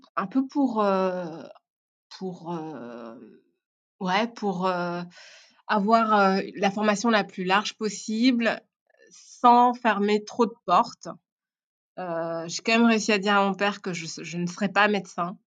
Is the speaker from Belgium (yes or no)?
yes; Belgium; French is a second language; also born or lived in Rwanda / Brussels / Tournai; je suis née au Rwanda. et je, donc, j'ai vécu au Rwanda pendant 4 ans. Je suis arrivée en, Belgique quand j'avais 4 ans, 4 ans et demi, quelque chose comme ça. et puis, j'ai grandi entre Bruxelles et euh, Tournai.